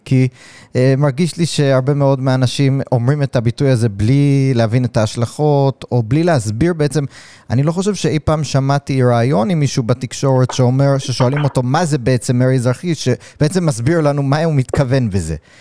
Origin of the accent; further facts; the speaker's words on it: United States; now in Israel; אני מגיע מארצות הברית